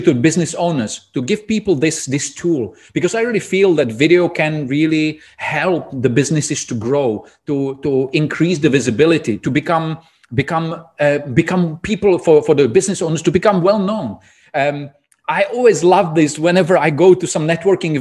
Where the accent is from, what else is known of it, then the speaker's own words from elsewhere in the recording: Czechia; English is a second language; moved away as an adult; also born or lived in Prague; now in Dubai, United Arab Emirates; I'm originally from Czech Republic